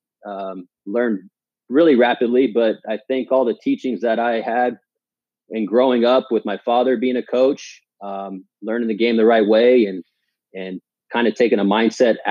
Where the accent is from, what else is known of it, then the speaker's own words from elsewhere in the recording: Palm Springs, California, United States; moved away as an adult; now in Washington, United States; I grew up in the Palm Springs area, went to high school there